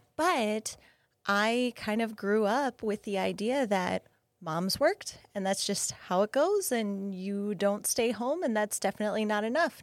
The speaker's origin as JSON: {"language": "English", "region": "Minnesota", "country": "United States", "tie": "born or raised there", "moved": "yes", "said": "I grew up in Minnesota"}